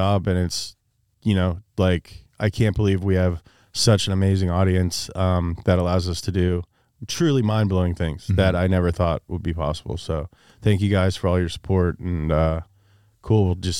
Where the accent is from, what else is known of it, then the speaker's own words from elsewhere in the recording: Kentucky, United States; also born or lived in California; now in Los Angeles, United States; I'm from Kentucky